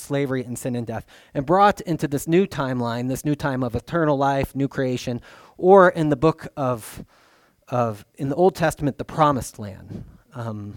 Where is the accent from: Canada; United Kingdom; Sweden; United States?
United States; Libertyville, Illinois; I was born in Libertyville, Illinois